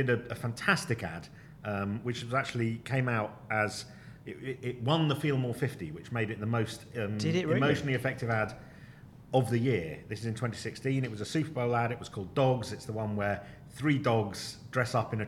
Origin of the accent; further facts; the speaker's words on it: United Kingdom; we are two Brits of a certain age